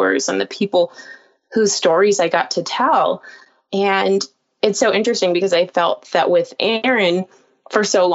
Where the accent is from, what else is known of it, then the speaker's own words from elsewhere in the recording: Palm Springs, California, United States; I was reporting in my hometown and anchoring there